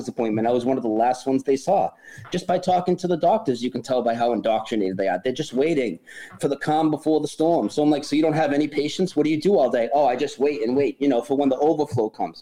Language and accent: English; near Boston, Massachusetts, United States; now in North Carolina, United States; I'm from near Boston. I moved to North Carolina like a month ago, but I'm in California right now